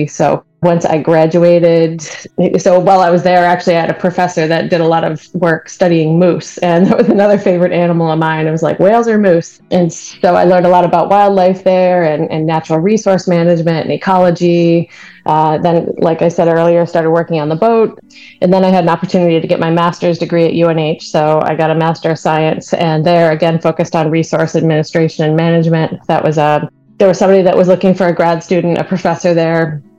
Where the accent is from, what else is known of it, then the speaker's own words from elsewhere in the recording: New York, United States; I grew up on Lake Ontario, though, with parents and grandparents that were avid boaters and just loved always being on the water